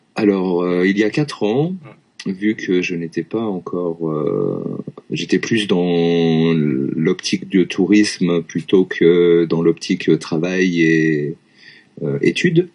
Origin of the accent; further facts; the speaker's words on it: Lyon, Auvergne-Rhône-Alpes, France; moved away as an adult; also born or lived in Vienne, France; now in Japan; je suis originaire de Lyon